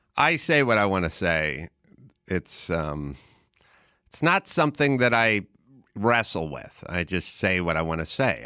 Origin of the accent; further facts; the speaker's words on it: Los Angeles, California, United States; also born or lived in Wisconsin; I was basically born in Los Angeles